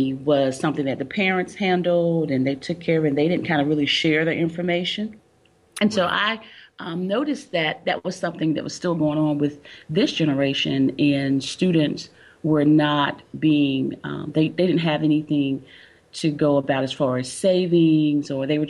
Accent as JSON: {"language": "English", "town": "Albany", "region": "Georgia", "country": "United States", "tie": "born or raised there", "lives_now": "North Carolina, United States", "said": "Originally, no, I am not from North Carolina. I am originally from Albany, Georgia."}